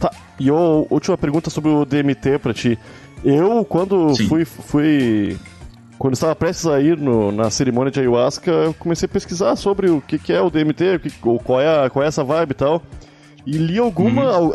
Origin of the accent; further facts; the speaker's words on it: Rio Grande do Sul, Brazil; now in Rio de Janeiro, Brazil; eu sou gaúcho